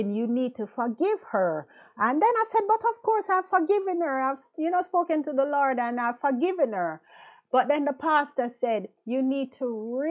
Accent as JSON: {"language": "English", "country": "Jamaica", "tie": "born or raised there", "moved": "as an adult", "lives_now": "London, United Kingdom", "said": "We went to high school together, you know, back home in Jamaica, because I'm from Jamaica."}